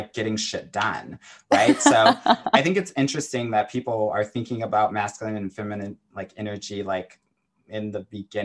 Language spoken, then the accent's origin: English; Southern California, United States; I was a competitive tennis player growing up in Southern California.